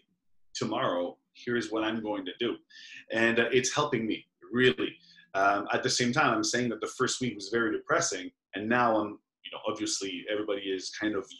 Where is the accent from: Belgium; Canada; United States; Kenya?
Belgium; moved away; I'm from Belgium, we both live here